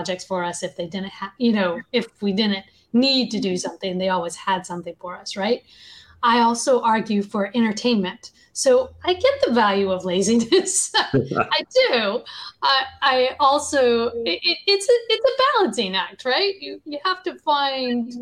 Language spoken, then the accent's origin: English; the South, United States; I grew up in the South, which was known as Bible Belt